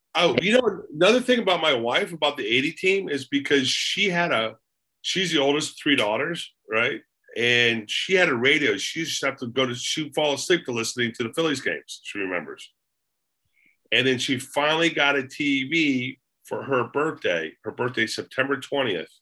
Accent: Daytona Beach, Florida, United States; moved away; I was born and raised in Daytona Beach, Florida

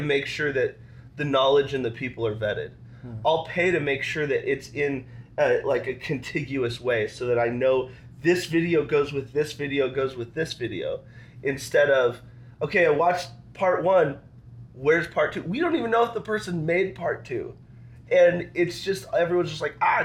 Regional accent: Wyoming, United States; I'm from Wyoming

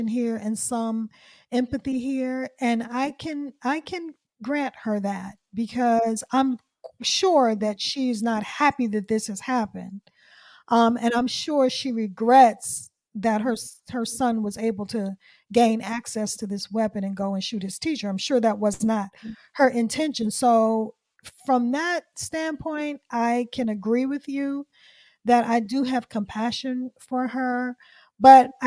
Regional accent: Washington, District of Columbia, United States; this is D.C. is my hometown. I'm from D.C.

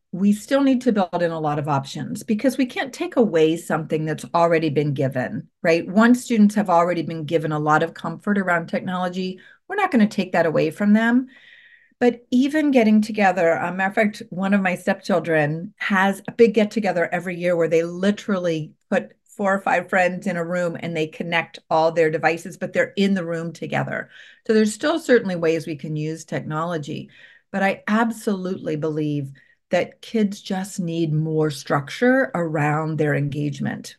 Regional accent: Columbus, Ohio, United States; I was from Columbus

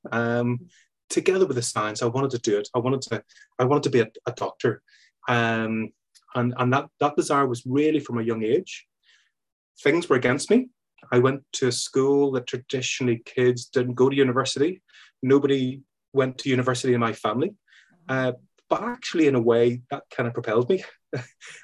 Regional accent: Belfast, Northern Ireland, United Kingdom; I grew up in Belfast, Belfast in Northern Ireland

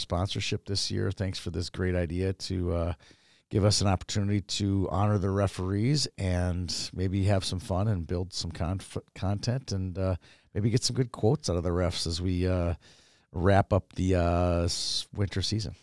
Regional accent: Minneapolis, Minnesota, United States; I grew up in Kenwood, like, by Lake of the Isles

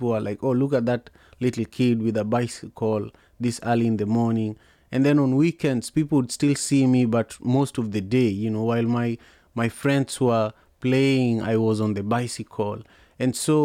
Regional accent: Kisumu, Kisumu County, Kenya; I grew up in Manyata, which is a slum in Kisumu, Kenya

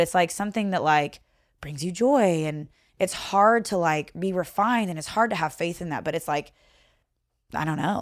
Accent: Owensboro, Kentucky, United States; accent: Southern; moved away as an adult; also born or lived in Seattle / Renton; am originally from Owensboro, Kentucky. So Mm-hmm. Grew up there, went to high school there

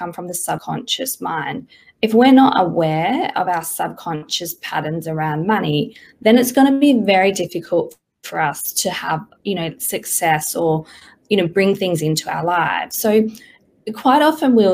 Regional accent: Perth, Western Australia, Australia; moved away as an adult; now in Sydney, Australia; I grew up in Perth all my life, and I've been in Sydney for about 4 or 5 years now

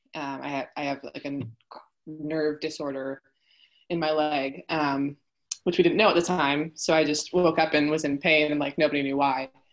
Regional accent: Poway, California, United States; also born or lived in Houston, Texas; i'm from poway um, I was born here in San Diego, but we actually moved to Texas

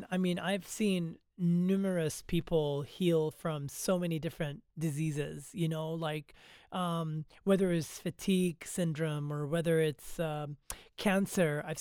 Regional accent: Nigeria; also born or lived in Lebanon; I'm from I grew up in Africa, right? I grew up in Nigeria and I and in Lebanon, and I I'm I'm an ethnic man, right?

